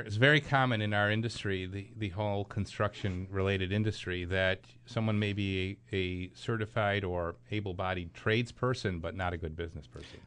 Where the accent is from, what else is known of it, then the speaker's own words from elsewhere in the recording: Clarence, New York, United States; my hometown? That's Clarence, New York